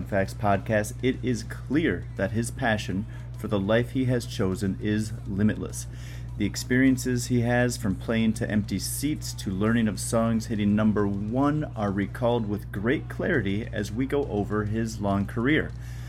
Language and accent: English; Wisconsin, United States; I'm actually from Wisconsin originally.